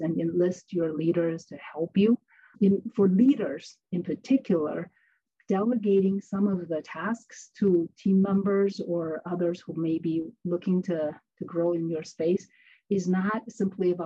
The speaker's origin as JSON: {"language": "English", "country": "China", "tie": "born or raised there", "moved": "as an adult", "lives_now": "United States", "said": "I grew up in China, finished university in China, and came to the United States for graduate school"}